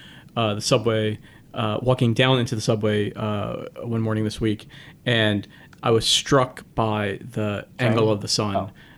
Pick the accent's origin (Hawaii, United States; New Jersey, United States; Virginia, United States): Virginia, United States; Northern; moved away; also born or lived in New York; I grew up in Northern Virginia, outside of DC and in New York.